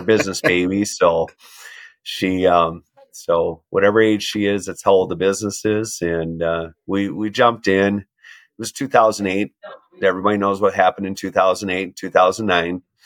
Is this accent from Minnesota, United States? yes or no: yes; Minnesota, United States; growing up in Minnesota, the word no doesn't exist